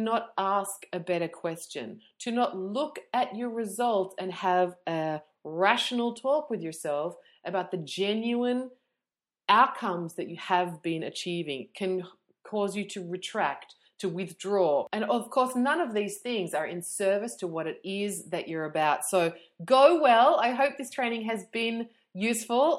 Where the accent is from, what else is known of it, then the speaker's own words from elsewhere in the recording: Melbourne, Victoria, Australia; I'm from Melbourne